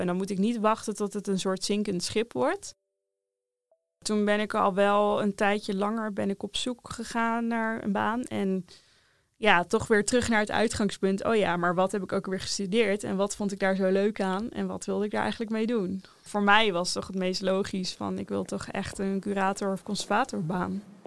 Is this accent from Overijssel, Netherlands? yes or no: no; Rotterdam, South Holland, Netherlands; Ik kom uit Rotterdam.